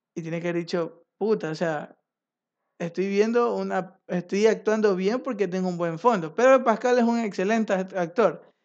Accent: Ecuador

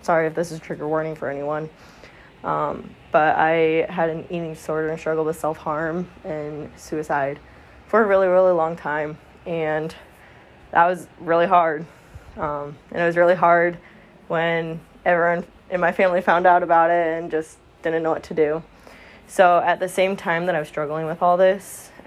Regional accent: Flint, Michigan, United States; I am from Flint, Michigan area, actually, to be precise. So Southeast Michigan

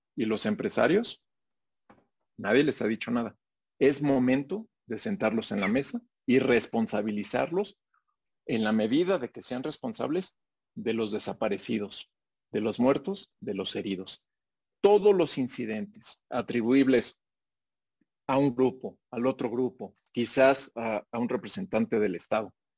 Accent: Mexico

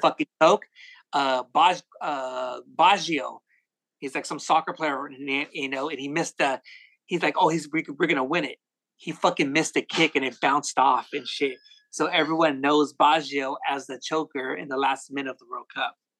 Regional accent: West Coast, United States; I'm from the West Coast

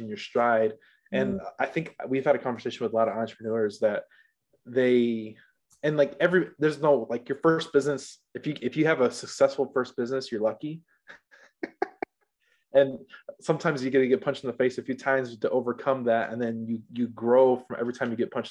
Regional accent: Hammond, Indiana, United States; I grew up in Hammond

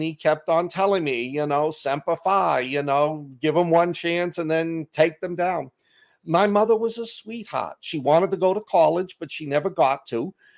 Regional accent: Boston, Massachusetts, United States; accent: Boston; my Boston accent

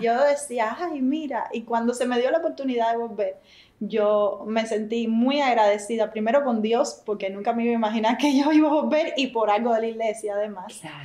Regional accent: San José de las Lajas, Mayabeque, Cuba; Somos de San José de las Lajas. Eso queda muy cerca de La Habana

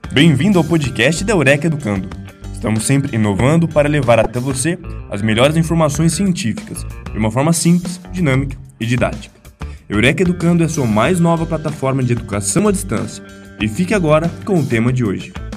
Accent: Montevideo, Uruguay; Portuguese is a second language; now in Brazil; eu sou uruguaio, como vocês sabem, é, e eh, no Uruguai eh, um país bastante pequeno, Montevideo, onde eu morava, é a capital

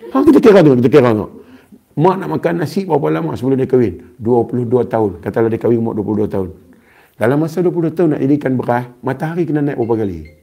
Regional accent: Kedah, Malaysia; accent: Kedah; Saya orang Kedah. Jadi saya cakap Kedah.

